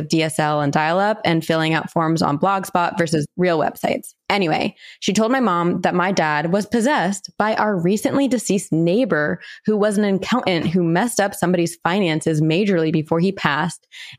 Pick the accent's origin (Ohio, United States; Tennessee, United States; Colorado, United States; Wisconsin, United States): Ohio, United States; I am from Ohio, and growing up, my family was introduced to creepy supernatural shit and just normal history stuff because cemeteries were huge.